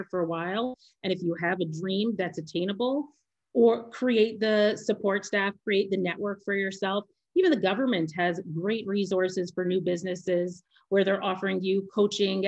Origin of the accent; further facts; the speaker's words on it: Canada; moved away as an adult; now in Israel; I'm Canadian, I'm a woman